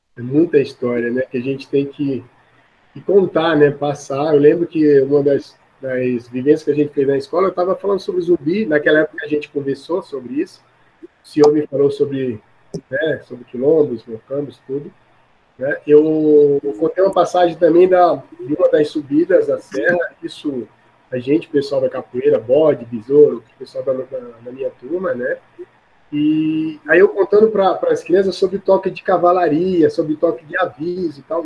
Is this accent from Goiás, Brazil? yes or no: no; Maceió, Alagoas, Brazil; now in São Paulo, Brazil; Eu nasci de criado em Maceió, Alagoas